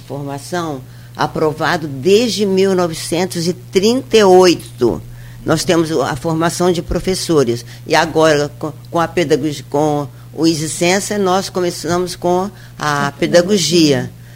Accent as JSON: {"language": "Portuguese", "town": "Mariana", "region": "Minas Gerais", "country": "Brazil", "moved": "yes", "lives_now": "Campos dos Goytacazes, Brazil", "said": "Eu sou de Minas, sou de mais município de Mariana"}